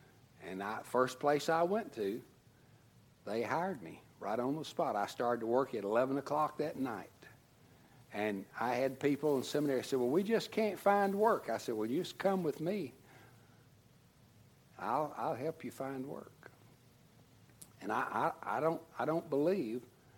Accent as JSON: {"language": "English", "region": "Tennessee", "country": "United States", "moved": "as an adult", "lives_now": "Texas, United States", "said": "And when I first went to seminary, I came from Tennessee to Texas, didn't have a job, didn't have anything"}